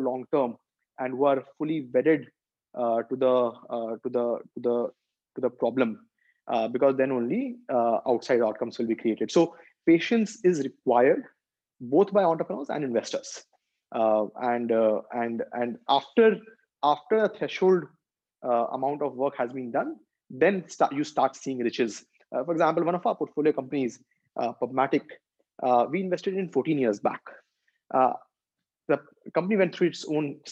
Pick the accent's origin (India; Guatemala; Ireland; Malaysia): India; as Indian investors